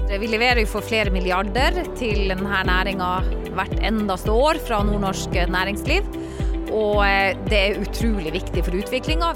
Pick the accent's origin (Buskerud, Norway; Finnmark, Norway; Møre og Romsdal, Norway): Finnmark, Norway; Hammerfest; kommer jeg sjøl fra Finnmark og fra Hammerfest